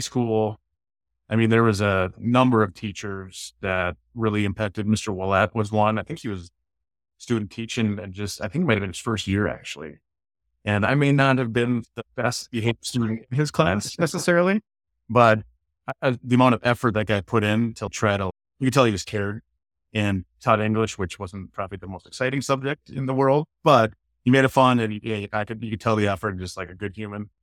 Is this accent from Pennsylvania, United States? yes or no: no; Hastings, Minnesota, United States; I grew up in Hastings my entire life